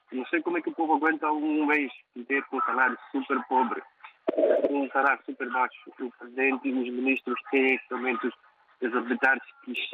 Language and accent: Portuguese; Mozambique; now in London, United Kingdom; eu, como moçambicano